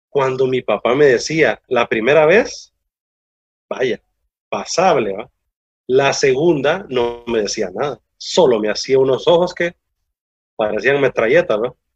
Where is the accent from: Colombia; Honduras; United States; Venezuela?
Honduras; Bella es mi tierra, Honduras.